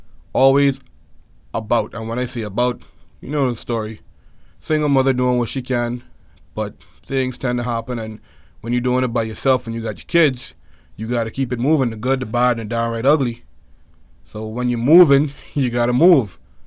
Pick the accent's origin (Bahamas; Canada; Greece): Bahamas; Nassau, New Providence; born there; also born or lived in United States; I was born in Nassau, the New Providence capital of the island. I was born here. Of course, the majority of my childhood was spent back and forth in America.